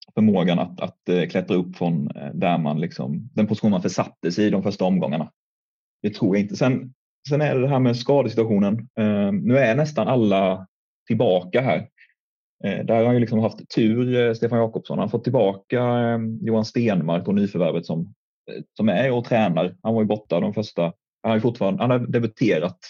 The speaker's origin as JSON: {"language": "Swedish", "town": "Älmhult", "region": "Kronoberg County", "country": "Sweden", "said": "jag kommer från, från Älmhult"}